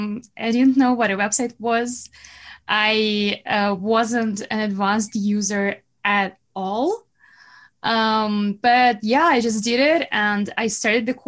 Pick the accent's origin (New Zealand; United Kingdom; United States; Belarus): Belarus; accent: Russian accent; English is a second language; moved away as an adult; now in Canada; I'm not from Russia, but I'm from Belarus, which is close